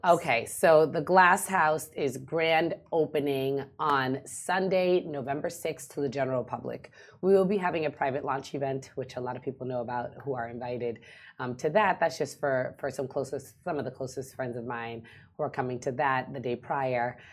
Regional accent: United States; moved away as an adult; now in Dubai, United Arab Emirates; I grew up watching Real Housewives in America. Mm. Um, it's huge in the states, and for me being an American expat

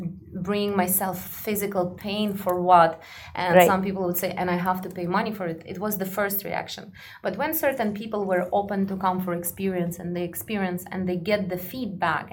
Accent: Kazakhstan; also born or lived in Russia / Egypt; now in Dubai, United Arab Emirates; I'm from a very small village. I'm from Kazakhstan, you know, and when I was growing up

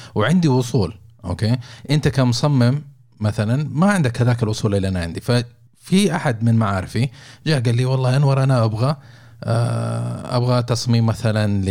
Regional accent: Saudi Arabia; عندنا في السعوديه

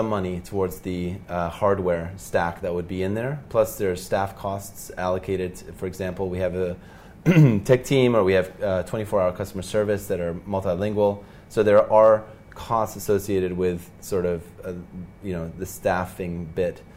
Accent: Norway; moved away as an adult; now in Dubai, United Arab Emirates; So I'm from Norway

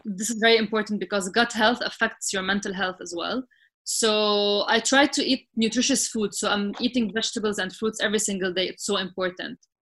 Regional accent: Sidon, South Governorate, Lebanon; moved away as an adult; now in Dubai, United Arab Emirates; i grew up in, in Sidon, which, was, which is like a small city in Lebanon.

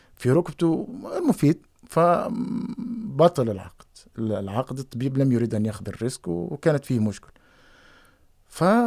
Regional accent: Tunisia; moved away as an adult; also born or lived in Netherlands; انا قد من تونس

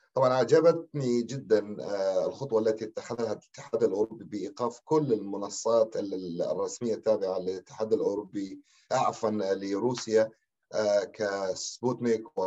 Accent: Deir ez-Zor, Deir ez-Zor Governorate, Syria; نحن كأبناء دير الزور

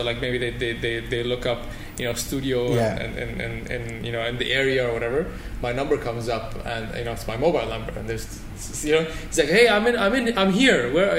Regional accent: Toronto, Ontario, Canada; now in Dubai, United Arab Emirates; I grew up in Toronto.

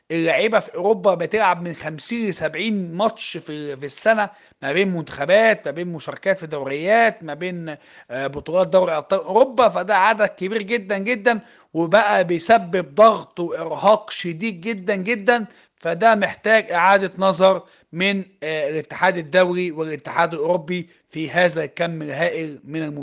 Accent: Egypt; عندنا في مصر هنا

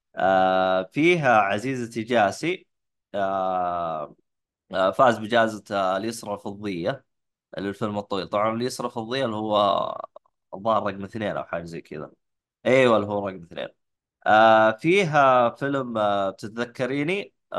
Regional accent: Saudi Arabia; عندنا في السعوديه

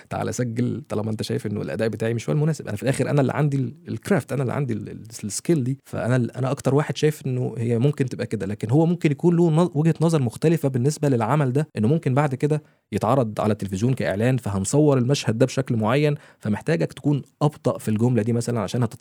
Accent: Egypt; now in Dubai, United Arab Emirates; انا معايا اسره وعايز الاسره دي تفضل موجوده معايا في دبي احنا من مصر وكل حاجه بس انا عايز افضل موجود في البلد انا بحب البلد جدا جدا

